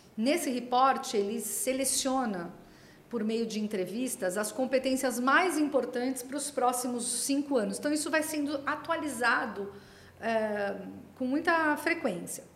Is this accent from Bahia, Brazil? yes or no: no; Santos, São Paulo, Brazil; eu sou de Santos, né, ou seja, do estado de São Paulo, mas aqui do litoral